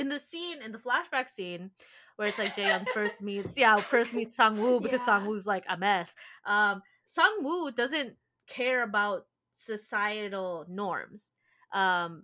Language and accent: English; Philippines; I am Filipino